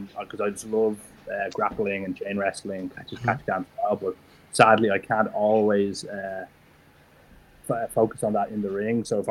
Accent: Ireland; I'm from Ireland

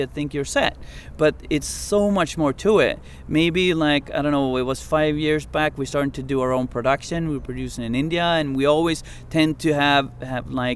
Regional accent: Umeå, Västerbotten County, Sweden; Umeå, where I'm from, my hometown.

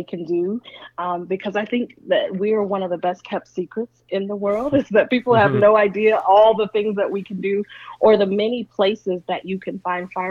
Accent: the South, United States; I'm from the South

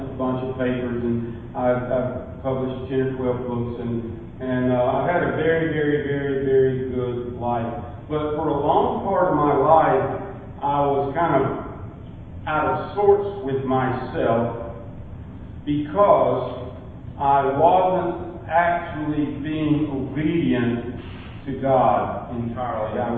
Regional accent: Porterdale, Georgia, United States; I was raised in Porterdale, a little mill village in North Georgia near here. I'm a I'm proud of it. Porterdale was a great place to be raised.

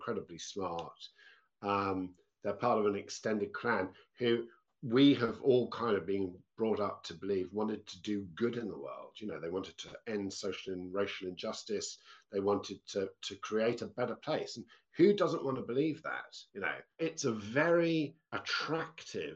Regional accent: United Kingdom; As a British person

